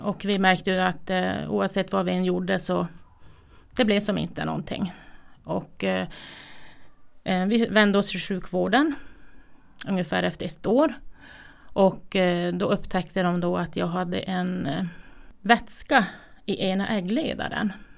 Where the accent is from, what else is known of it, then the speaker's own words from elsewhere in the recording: Kiruna, Norrbotten County, Sweden; Född och uppvuxen i Kiruna